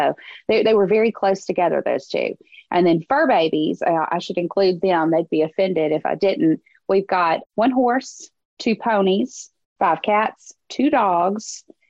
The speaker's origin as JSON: {"language": "English", "town": "St. Joseph", "region": "Louisiana", "country": "United States", "tie": "born or raised there", "lives_now": "Tallulah, United States", "said": "now we live in my husband's hometown of Tallulah, Louisiana, which is just 40 miles away from where I grew up in St. Joseph, Louisiana on a lake"}